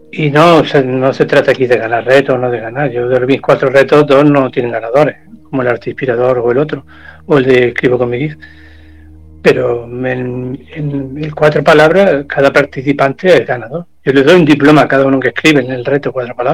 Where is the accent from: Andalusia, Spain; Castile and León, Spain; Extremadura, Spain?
Andalusia, Spain; Córdoba; Voy a cantar un fragmento aquí voy a sacar mi lado cordobés, mi lado andaluz.